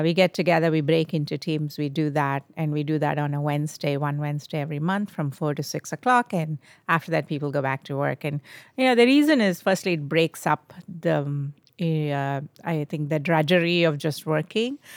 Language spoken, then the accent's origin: English; India; moved away as an adult; I was born in India. I grew up in India.